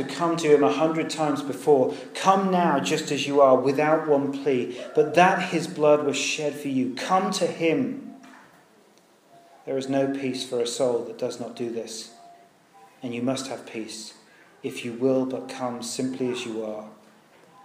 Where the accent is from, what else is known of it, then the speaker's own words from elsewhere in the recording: United Kingdom; We're British